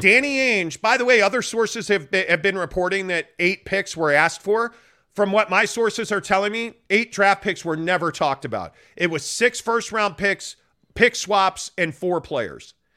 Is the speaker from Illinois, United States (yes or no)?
yes; Chicago, Illinois, United States; moved away; Born and raised in Chicago